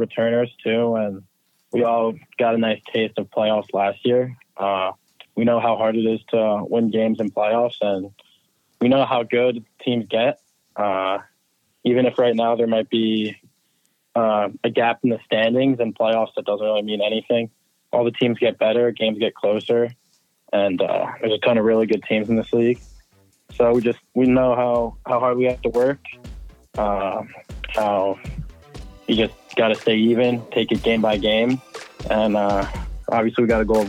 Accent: New Jersey, United States; I'm from New Jersey

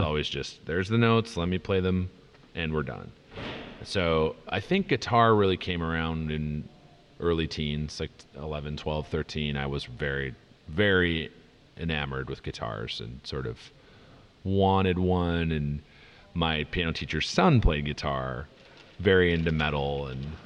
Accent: near Minneapolis, Minnesota, United States; moved away as an adult; also born or lived in Madison, Wisconsin; now in Los Angeles, United States; I grew up near Minneapolis

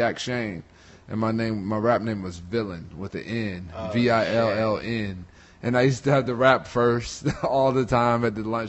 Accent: Virginia, United States; also born or lived in Florida; I'm from Virginia

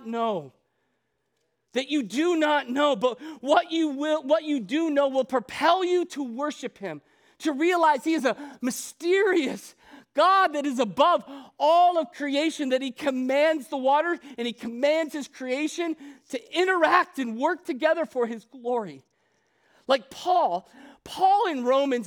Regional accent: Ohio, United States; moved away as an adult; also born or lived in Chicago, Illinois / Arizona; I grew up in Ohio.

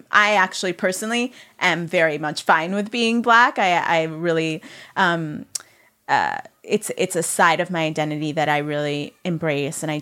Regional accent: Italy; now in New York, United States; Like I can remember being like, I grew up in Italy, which is totally true.

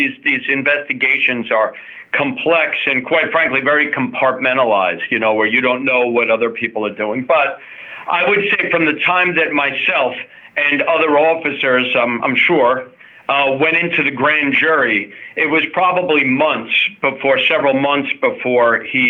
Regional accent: Commack, New York, United States; also born or lived in Syracuse / East Brunswick; Yeah, so I was born in Commack, right here in Suffolk County. And before I was even a year old, my family moved to Syracuse for 5 years, upstate New York, and then to East Brunswick, New Jersey for another 5 years. And then we resettled back in Commack.

